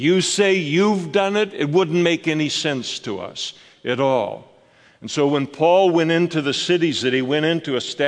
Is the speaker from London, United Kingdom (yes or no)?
no; Scotland, United Kingdom; I'm a Scot.